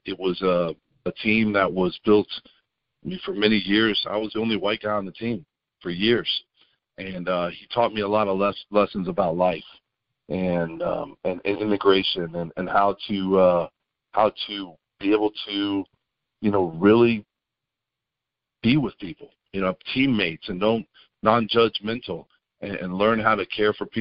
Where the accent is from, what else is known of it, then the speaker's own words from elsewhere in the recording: Memphis, Tennessee, United States; moved away as an adult; also born or lived in Tampa, Florida; I was born in Tampa, Florida, grew up in Memphis, but then went back to Tampa